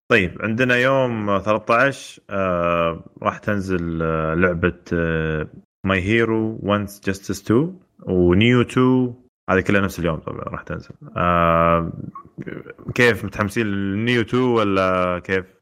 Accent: Saudi Arabia; عندنا في السعوديه

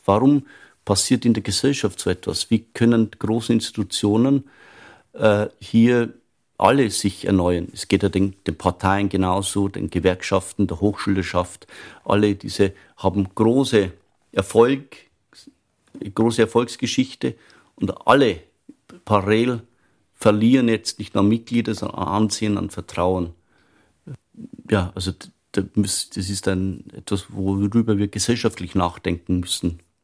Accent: Upper Palatinate, Bavaria, Germany; moved away as an adult; now in Vienna, Austria; ich stamme aus der Oberpfalz, das ist der bayerische Wald nördlich von Regensburg. Ich bin aufgewachsen auf einem Bauernhof

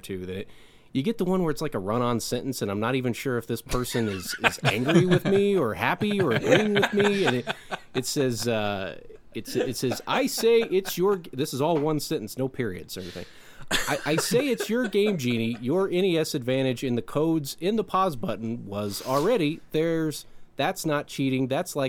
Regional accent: Illinois, United States; I grew up in Illinois, so I grew up watching these teams

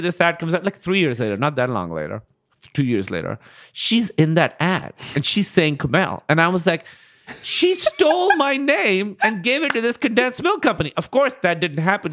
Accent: Karachi, Sindh, Pakistan; I grew up in Karachi, Pakistan

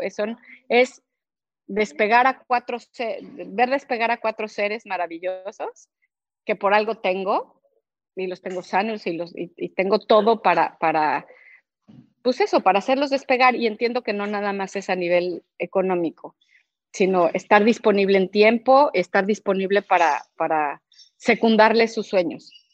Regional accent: Cuernavaca, Morelos, Mexico; yo soy de Cuernavaca

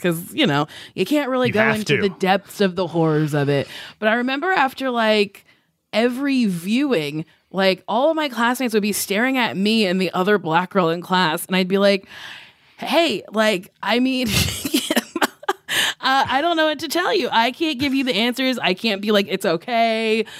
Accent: Lincroft, New Jersey, United States; Lincroft, New Jersey.

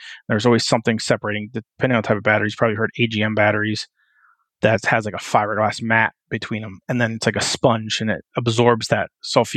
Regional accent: West Coast, United States; also born or lived in New Jersey / Wyoming; now in Pittsburgh, United States; So I grew up on the West Coast

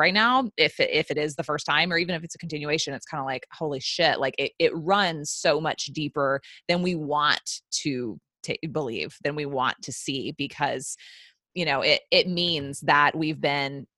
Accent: the South, United States; I was raised in the South

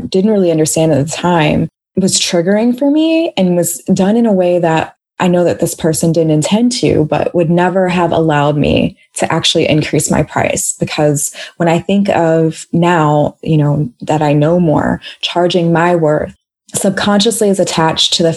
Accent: Washington, District of Columbia, United States; being from DC, we say it here all the time too

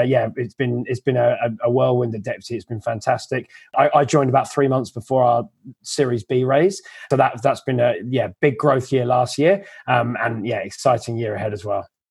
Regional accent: England, United Kingdom; moved away as an adult; also born or lived in London; now in Australia; I'm another English recruiter

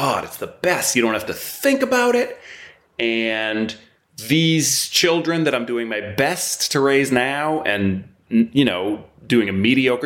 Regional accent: United States; moved away as an adult; now in London, United Kingdom; we say water because we're American, my wife and I.

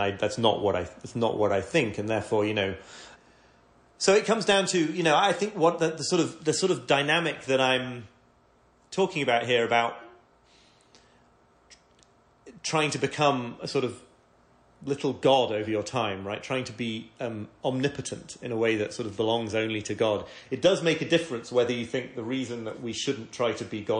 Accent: York, Yorkshire and the Humber, United Kingdom; I come from York

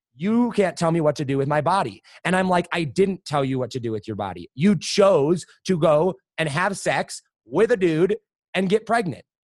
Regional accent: Madison, Wisconsin, United States; also born or lived in Colorado; now in Denver area, United States; I was born in Wisconsin

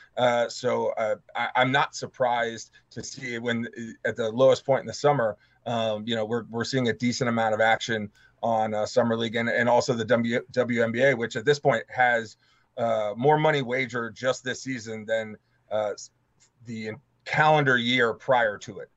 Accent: East Coast, United States; I'm not from uh, Michigan and I'm from the East Coast

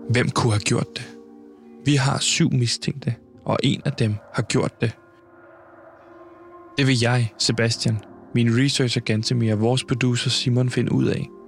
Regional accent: Copenhagen, Capital Region of Denmark, Denmark; Det må jeg bare sige øh, som københavner nu er vi her

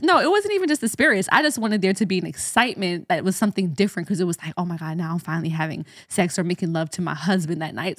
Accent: Jamaica; as a Jamaican

